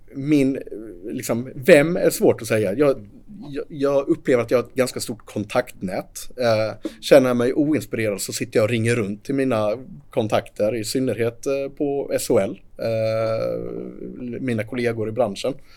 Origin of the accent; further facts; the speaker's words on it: Sweden; vi i Sverige